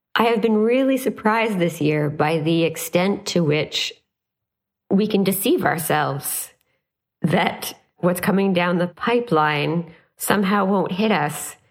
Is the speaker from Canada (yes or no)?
yes; Canada; as a Canadian